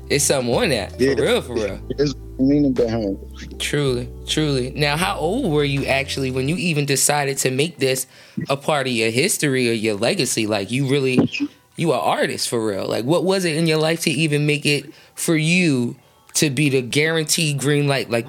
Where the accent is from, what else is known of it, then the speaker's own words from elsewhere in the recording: Detroit, Michigan, United States; I'm from Detroit, the west side of Detroit.